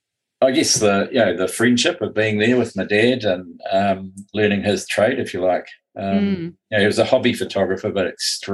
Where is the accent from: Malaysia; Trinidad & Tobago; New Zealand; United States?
New Zealand; Wellington; I was born in Wellington, Houghton Bay on the south coast there